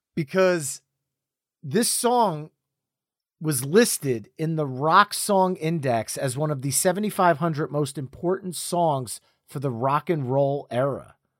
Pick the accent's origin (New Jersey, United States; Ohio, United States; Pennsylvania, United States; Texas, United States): New Jersey, United States; We're both from New Jersey